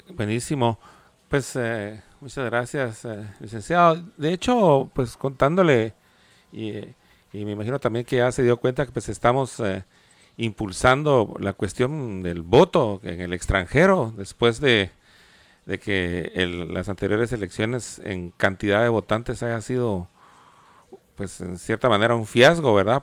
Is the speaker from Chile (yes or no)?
no; Guatemala; now in Los Angeles, United States; en el pedacito de tierra que es Guatemala habitan, habitamos gente muy diferente